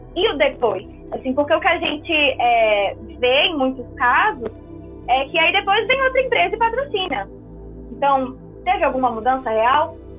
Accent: Brazil; a gente como brasileiro

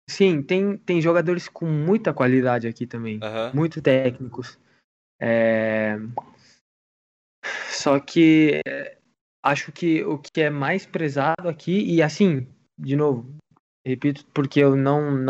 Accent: Curitiba, Paraná, Brazil; mas eu nasci aqui é, em Curitiba, é, nasci no Brasil é, e fui criado como um argentino, né?

